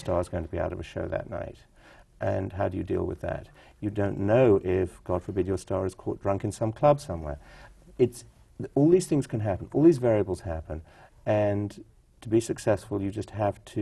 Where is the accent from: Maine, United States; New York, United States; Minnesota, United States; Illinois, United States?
New York, United States; also born or lived in California; I was taken to a lot of theater growing up in New York